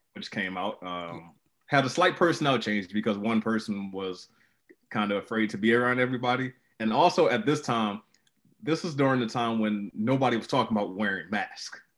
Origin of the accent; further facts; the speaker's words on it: Baltimore, Maryland, United States; my hometown of Baltimore